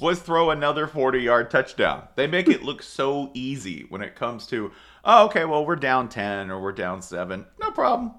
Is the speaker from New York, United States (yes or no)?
no; Tennessee, United States; I grew up in Tennessee